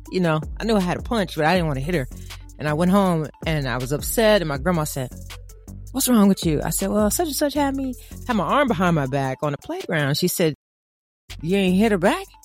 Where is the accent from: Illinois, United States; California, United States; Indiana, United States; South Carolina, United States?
Indiana, United States; Evansville; I was raised in Evansville, Indiana